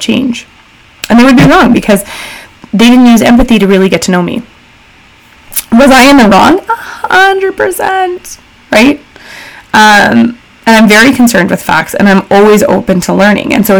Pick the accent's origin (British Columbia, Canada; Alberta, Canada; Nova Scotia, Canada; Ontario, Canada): Alberta, Canada; Calgary; So being born and raised in Calgary by all rights in a privileged family